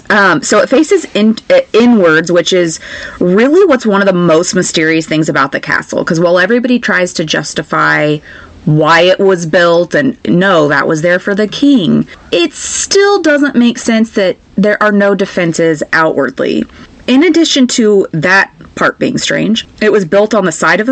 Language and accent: English; United States; I'm American